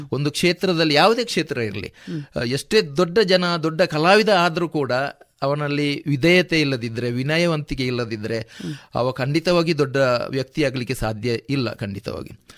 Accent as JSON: {"language": "Kannada", "town": "Kumbra", "region": "Karnataka", "country": "India", "tie": "born or raised there", "said": "ಪುತ್ತೂರು ನನ್ನ ಊರು ಕುಂಬ್ರ ನನ್ನ ಊರು"}